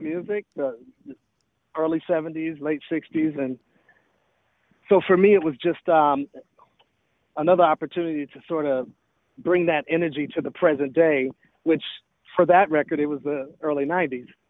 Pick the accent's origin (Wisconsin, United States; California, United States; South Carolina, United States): Wisconsin, United States; Milwaukee; moved away; also born or lived in Atlanta, Georgia; I was born in Milwaukee. I moved to Atlanta, actually, in 1987.